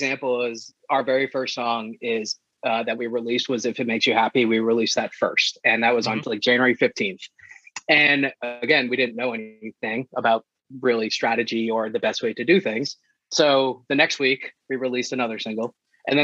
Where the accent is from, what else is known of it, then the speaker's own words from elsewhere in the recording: New England, United States; growing up in New England